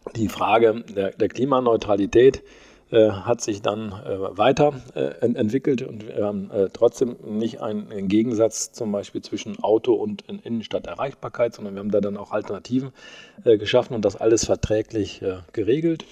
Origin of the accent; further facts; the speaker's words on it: Holzhausen, Germany; moved away as an adult; also born or lived in Osnabrück; now in Soest, Germany; in Holzhausen, wo ich herkomme